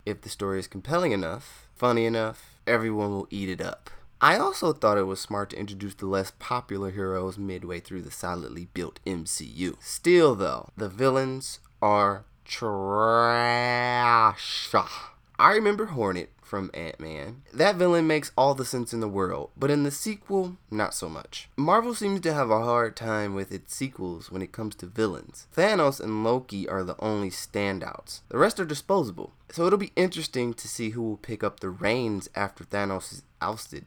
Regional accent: United States; accent: country

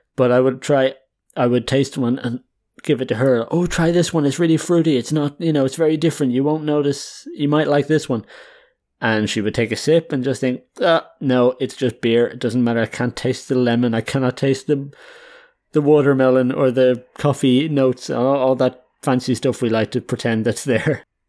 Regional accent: Ireland; now in Netherlands; I'm an Irish guy

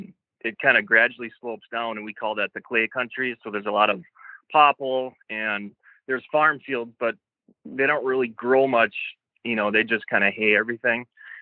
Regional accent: just north of Green Bay, Northeast Wisconsin, United States; I grew up in Northeast Wisconsin, just north of Green Bay.

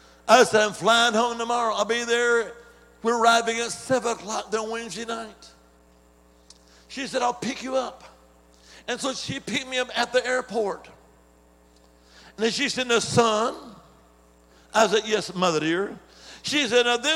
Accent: Alabama, United States; also born or lived in Dominican Republic; now in Virginia, United States; originally I'm from the Holy Land. I am Alabama

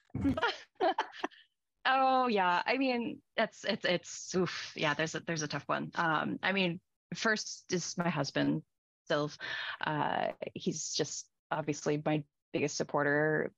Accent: Victoria, British Columbia, Canada; we're both from Victoria

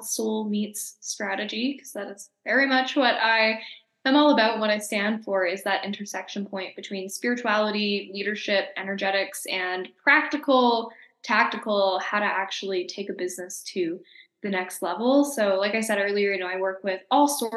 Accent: Calgary, Alberta, Canada; also born or lived in Nelson, British Columbia; now in Mexico; Calgary's my hometown.

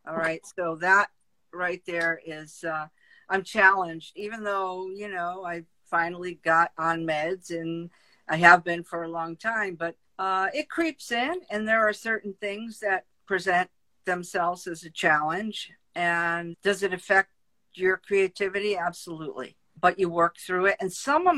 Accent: Meriden, Connecticut, United States; my little world growing up in Meriden, Connecticut, blue collar town

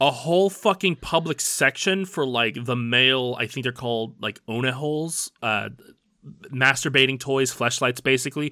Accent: United States; We're not just American, we're like American American. We're American

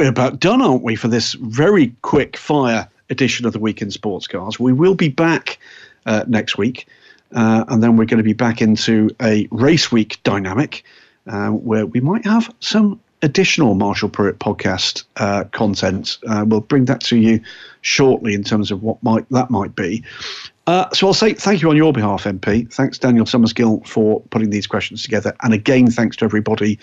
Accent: England, United Kingdom; as an English person

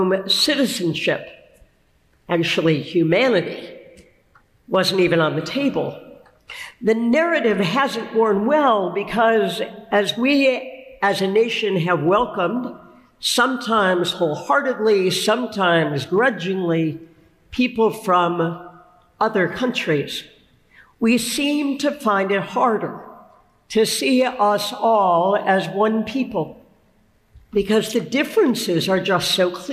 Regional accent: United States; We are, I expect, almost all of us in this room, Americans.

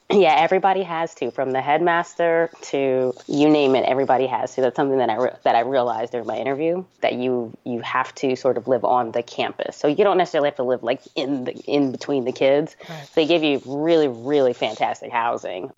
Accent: New Jersey, United States; also born or lived in New York; We moved from New York to New Jersey when I was like in the second grade

